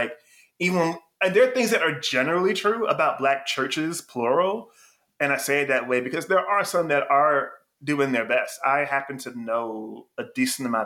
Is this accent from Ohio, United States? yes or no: no; North Carolina, United States; I was born in North Carolina